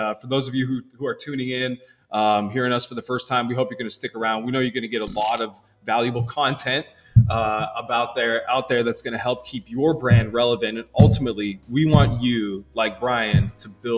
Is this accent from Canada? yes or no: yes; Canada; I'm from Canada